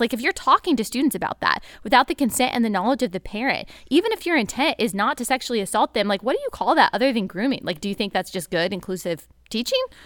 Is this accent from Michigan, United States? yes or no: no; Texas, United States; I grew up in Texas